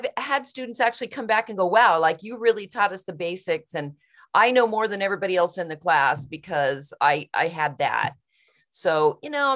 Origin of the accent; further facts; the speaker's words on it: Kansas, United States; moved away; that's where I'm from. I was born in Kansas